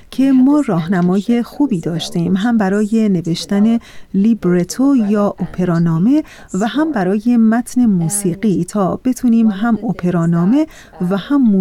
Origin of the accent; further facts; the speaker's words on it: United States; also born or lived in Iran; ما هر دو ایرانی هستیم خب من در ایران به دنیا اومدم اما در آمریکا بزرگ شدم ولی به ایران سفر کردم